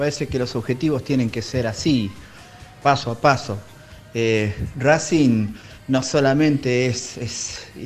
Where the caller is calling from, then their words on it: La Pampa, Argentina; de La Pampa.